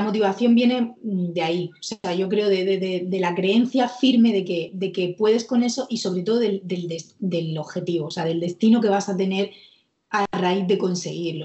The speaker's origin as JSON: {"language": "Spanish", "town": "Murcia", "region": "Region of Murcia", "country": "Spain", "said": "que está aquí en, Murcia, yo soy de Murcia"}